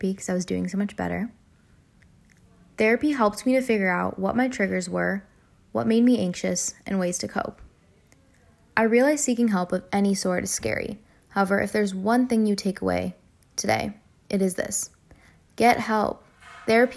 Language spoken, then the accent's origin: English; United States; As an Indian American